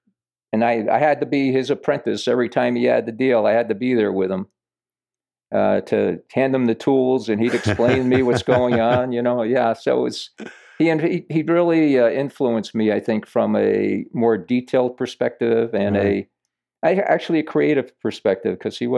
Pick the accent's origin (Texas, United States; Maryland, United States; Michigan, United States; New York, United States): New York, United States; Yonkers; I grew up in Yonkers, New York. I remember I lived in basically downtown Yonkers, 47 Linden Street.